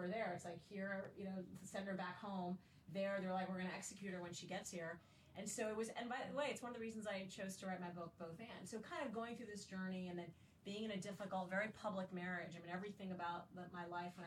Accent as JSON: {"language": "English", "country": "Saudi Arabia", "tie": "born or raised there", "also_born_or_lived": "Kalamazoo, Michigan, United States", "moved": "yes", "lives_now": "United States", "said": "I was Muslim and growing up in Saudi Arabia"}